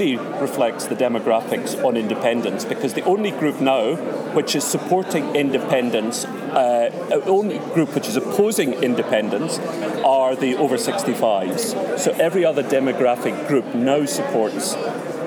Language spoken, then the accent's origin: English; Scotland, United Kingdom; we want to be both Scottish and also European